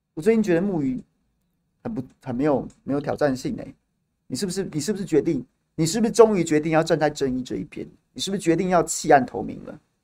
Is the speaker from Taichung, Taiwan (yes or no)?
no; Tainan, Taiwan; 我们台南人